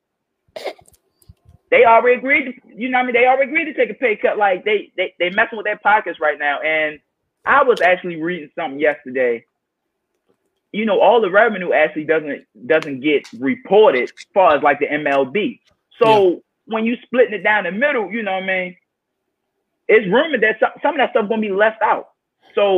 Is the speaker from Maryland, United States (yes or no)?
yes; Baltimore, Maryland, United States; that's my hometown. I'm born and raised Baltimore, Maryland